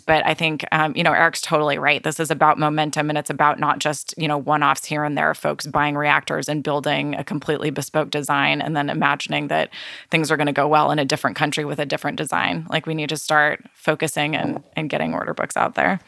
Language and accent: English; California, United States; my home state of California